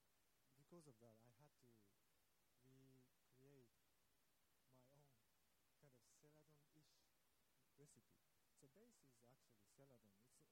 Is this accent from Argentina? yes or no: no; Australia; I'm Australia from Australia too